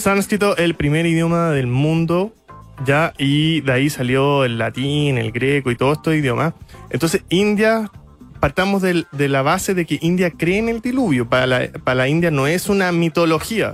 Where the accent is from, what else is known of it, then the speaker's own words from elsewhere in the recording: Iquique, Tarapacá, Chile; Nací en la clínica en Iquique